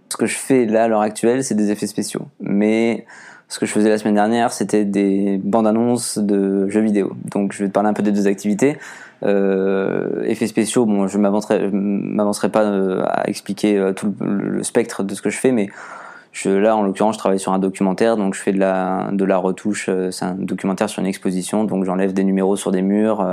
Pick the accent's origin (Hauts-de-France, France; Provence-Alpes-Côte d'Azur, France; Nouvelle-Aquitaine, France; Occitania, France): Occitania, France; Agde; moved away as an adult; also born or lived in Chambéry / Toulouse; la ville euh, d'où je viens, de Agde